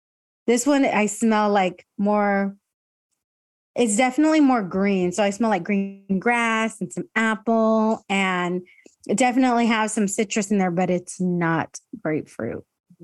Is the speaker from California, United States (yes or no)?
yes; Escondido, California, United States; But I mean, I grew up in Escondido. So I am like, you know, very binational kid growing up and going to Tijuana all the time with my family.